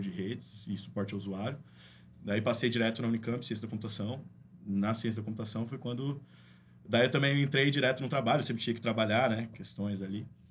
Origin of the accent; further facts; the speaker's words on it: Campinas, São Paulo, Brazil; also born or lived in Limeira; Sou daqui de Campinas também.